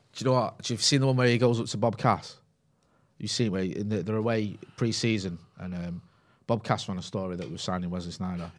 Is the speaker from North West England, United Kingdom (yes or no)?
yes; Greater Manchester, North West England, United Kingdom; accent: Mancunian; it's a little bit of a softer Mancunian accent. Mine's a little bit stronger now 'cause I grew up in Pine